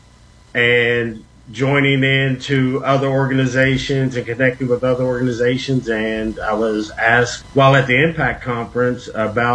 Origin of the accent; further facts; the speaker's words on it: West Virginia, United States; now in Minneapolis, United States; I'm a transplant from West Virginia, but I now reside in Minneapolis, Minnesota